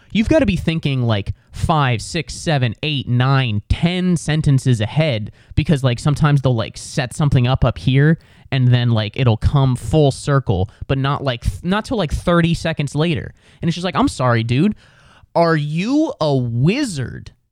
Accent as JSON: {"language": "English", "region": "Midwest", "country": "United States", "said": "I'm from the Midwest where we don't have accents."}